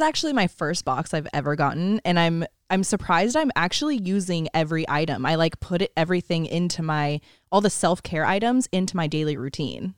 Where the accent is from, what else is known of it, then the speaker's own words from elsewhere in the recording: Northern California, United States; we're also from California